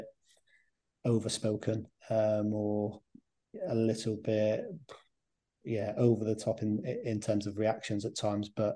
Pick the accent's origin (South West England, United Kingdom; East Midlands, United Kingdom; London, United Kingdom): South West England, United Kingdom; Plymouth; we're both from Plymouth